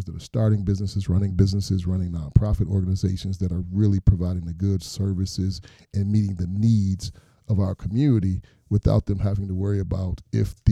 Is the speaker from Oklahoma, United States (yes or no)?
no; Detroit, Michigan, United States; I'm, a native of Detroit, born and raised in Detroit